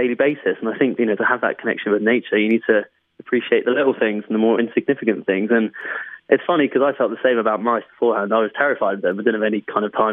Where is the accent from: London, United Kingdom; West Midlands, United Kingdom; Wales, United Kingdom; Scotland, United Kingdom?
London, United Kingdom; I was brought up in London, so by default, that was the wildlife that I had around me